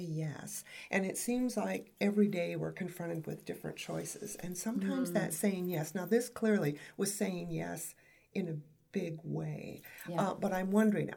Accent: West Coast, United States; I hail from the West Coast, so there was Mount Hood

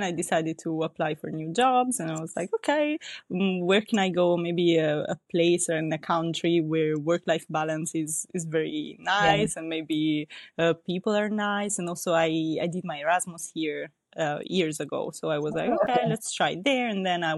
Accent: Italy; moved away as an adult; also born or lived in Venice / France / Milan; now in Stockholm, Sweden; I was born and raised in Italy

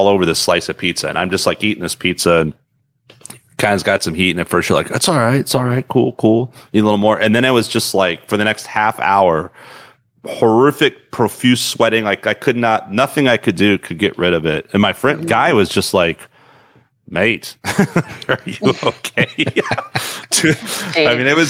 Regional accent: Texas, United States; growing up in Texas

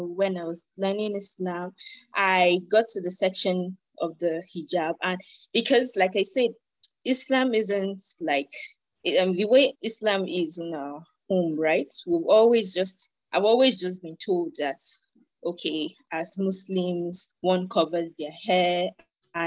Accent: Nigeria; I'm from Nigeria.

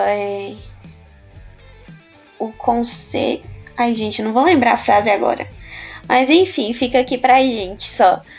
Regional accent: Goiás, Brazil; also born or lived in Federal District; now in Brasília, Brazil; Mas eu não sou do do Nordeste, né? Eu sou do Centro-Oeste, sou do Goiás.

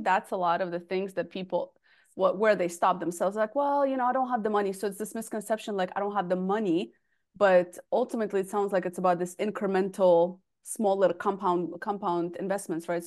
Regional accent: United States; also born or lived in Russia; I grew up in the States

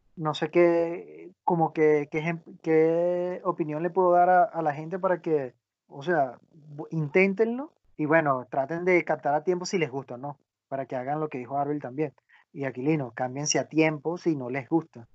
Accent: Venezuela; mi país, en Venezuela

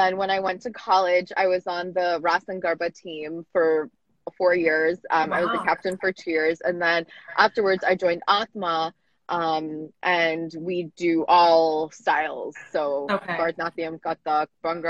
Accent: United States; growing up in America

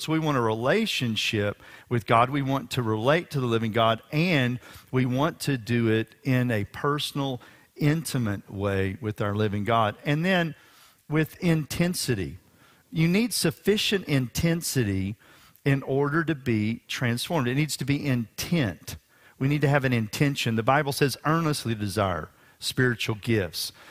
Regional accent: Houston, Texas, United States; We were attending a revival service at Memorial Drive Baptist Church here in Houston, Texas

